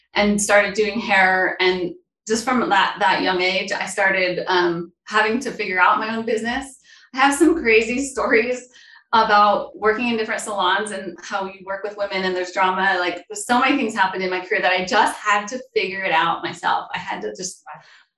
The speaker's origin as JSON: {"language": "English", "town": "Brigham City", "region": "Utah", "country": "United States", "said": "I am from Brigham City, Utah. It's kind of northern part of Utah."}